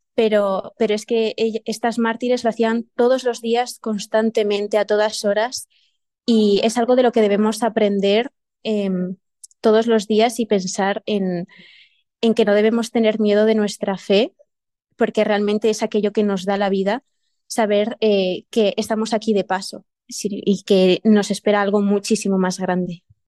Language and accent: Spanish; Burgos province, Castile and León, Spain; yo soy de Burgos, pero no de Burgos ciudad